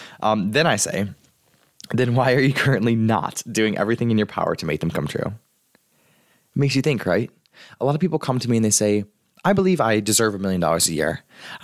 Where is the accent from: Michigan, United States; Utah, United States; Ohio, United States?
Michigan, United States; I'm from Michigan.